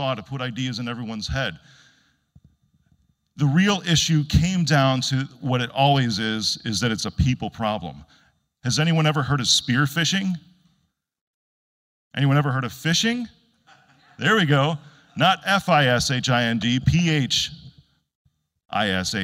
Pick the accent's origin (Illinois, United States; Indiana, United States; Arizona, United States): Illinois, United States